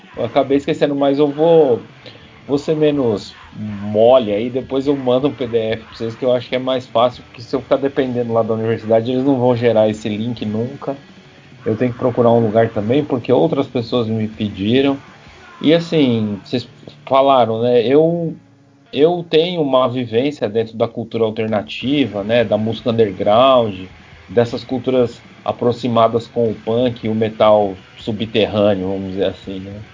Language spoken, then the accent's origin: Portuguese; São Paulo, Brazil; eu nasci em Santo Amaro, que é um bairro da Zona Sul, não tão Zona Sul extrema, que é onde eu cresci realmente. Eu cresci num bairro chamado Parque Sônia